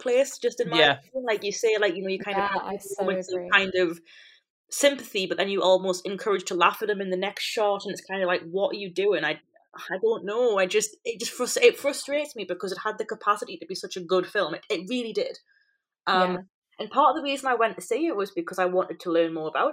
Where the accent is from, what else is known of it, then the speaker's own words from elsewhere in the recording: United Kingdom; I'm British